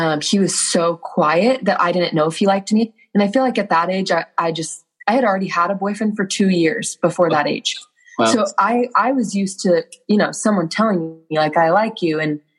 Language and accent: English; Gilbert, Arizona, United States; now in Utah, United States; So I grew up in Gilbert, Arizona.